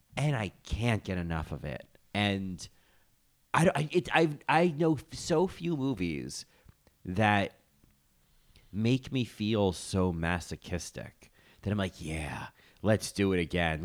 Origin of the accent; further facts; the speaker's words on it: New Jersey, United States; now in New York, United States; as a Jersey native and now a New York resident